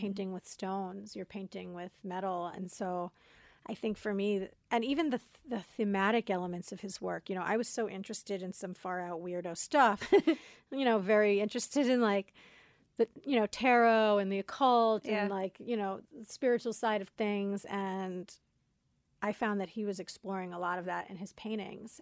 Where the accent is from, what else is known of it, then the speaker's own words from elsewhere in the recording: Coral Springs, Florida, United States; moved away; also born or lived in Queens, New York / Brooklyn, New York; we lived in Brooklyn for two years, and then they we moved to Florida